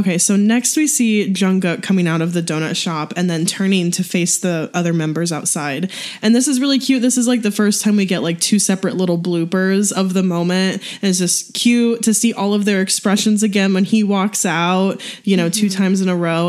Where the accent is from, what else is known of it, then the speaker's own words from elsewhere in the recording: St. Louis, Missouri, United States; where I grew up in St. Louis